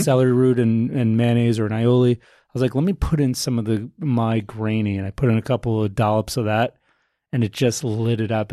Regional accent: United States; I grew up in America

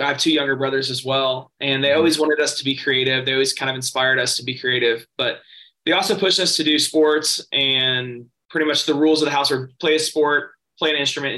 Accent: Nashville, Tennessee, United States; also born or lived in St. Petersburg, Florida; So Nashville's my hometown. My dad's a songwriter. So I grew up in the business

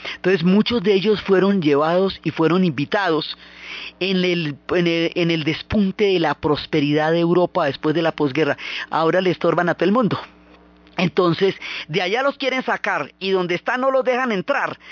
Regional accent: Colombia; todas las múltiples comunidades que han conformado una riqueza cultural que a nosotros todos nos identifica como colombianos

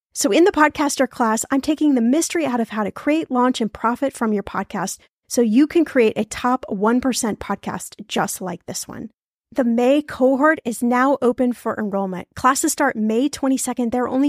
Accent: Indianapolis, Indiana, United States; So in today's episode, we're going to my hometown of Indianapolis, Indiana

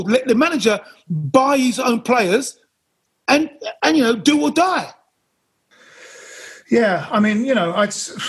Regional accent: United Kingdom; again, we're British.

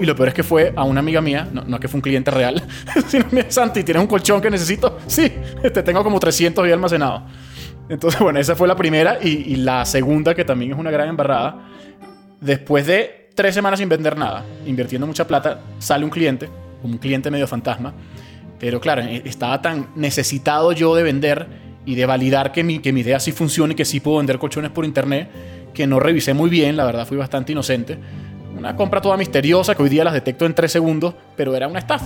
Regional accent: Venezuela; moved away as an adult; also born or lived in Spain; Yo si bien nací en Venezuela, a los 18, 19 años me fui a España a hacer la carrera

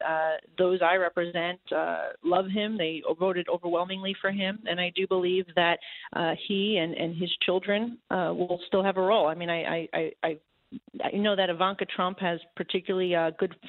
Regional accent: New York, United States; As a New Yorker

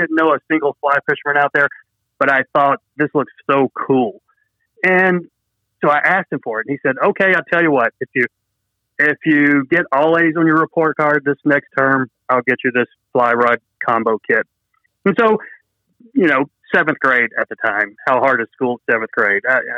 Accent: Dalton, Georgia, United States; also born or lived in South Carolina; in Dalton, Georgia, where I grew up in North Georgia

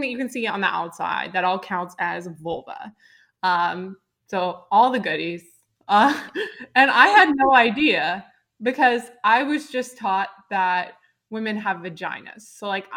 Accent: Dallas, Texas, United States; I grew up in Dallas, Texas

